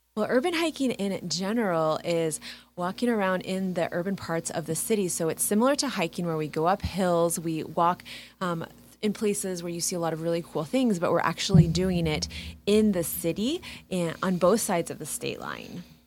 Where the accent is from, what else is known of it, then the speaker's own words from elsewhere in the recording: Kansas City, Kansas, United States; I'm from Kansas City. I grew up in KCK